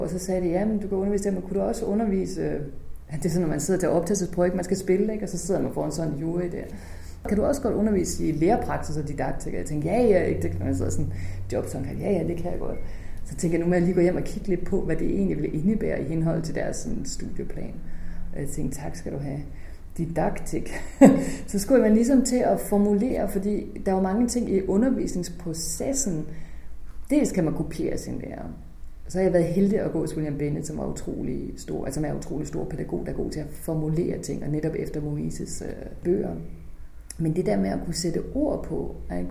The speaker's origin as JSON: {"language": "Danish", "town": "Holstebro", "region": "Central Denmark Region", "country": "Denmark", "tie": "born or raised there", "moved": "yes"}